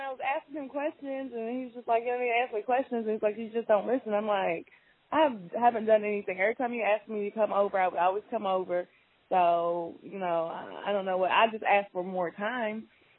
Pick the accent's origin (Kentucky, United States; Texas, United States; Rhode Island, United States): Kentucky, United States; moved away as an adult; now in Memphis, United States; I'm from Kentucky originally, but been in Memphis now for 5 years.